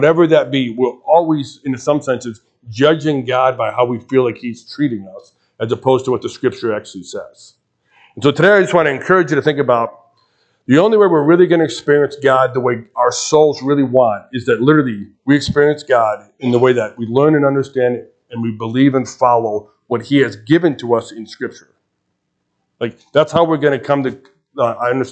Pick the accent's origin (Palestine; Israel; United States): United States; Chicago, Illinois; now in Lincoln, United States; I grew up in Chicago, so you'll pick up the accent after a while